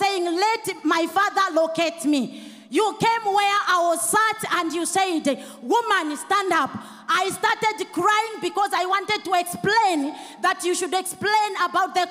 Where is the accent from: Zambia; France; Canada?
Zambia; Central Province; I'm coming from Zambia, Central Province